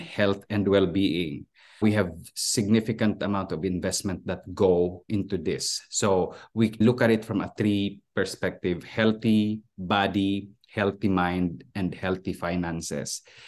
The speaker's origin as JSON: {"language": "English", "country": "Philippines", "tie": "born or raised there", "also_born_or_lived": "Switzerland", "moved": "as an adult", "lives_now": "United States", "said": "I was born and raised and educated in the Philippines, and I moved here in the U S twenty-three years ago"}